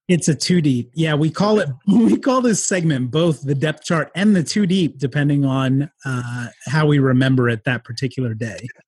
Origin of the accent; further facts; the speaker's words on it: near Philadelphia, Pennsylvania, United States; I grew up near Philadelphia